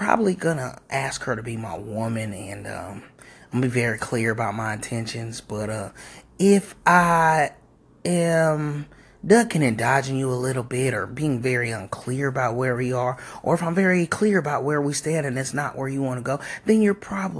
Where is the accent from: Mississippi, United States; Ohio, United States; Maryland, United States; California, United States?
Maryland, United States; I'm from Maryland.